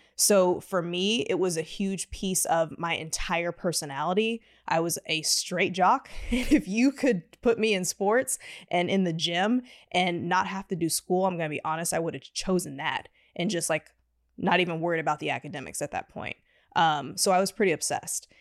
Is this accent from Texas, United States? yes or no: yes; Houston, Texas, United States; now in Austin, United States; I'm from Houston originally